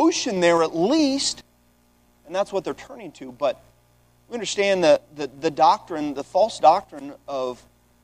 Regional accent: Washington, United States; also born or lived in Texas; I'm a Texan, born a Texan, but I was raised in Washington.

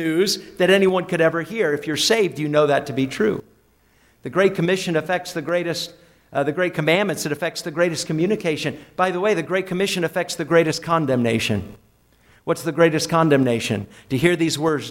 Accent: New Hampshire, United States; born or raised there

